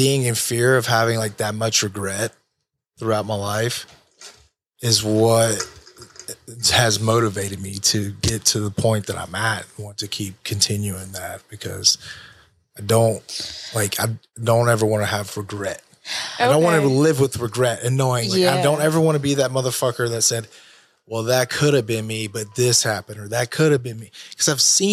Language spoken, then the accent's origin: English; United States; I'm American.